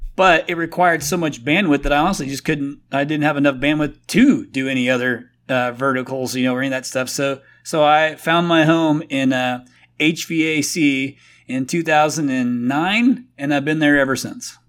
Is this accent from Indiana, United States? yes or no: yes; Indiana, United States; moved away as an adult; also born or lived in Phoenix, Arizona; I'm from Indiana originally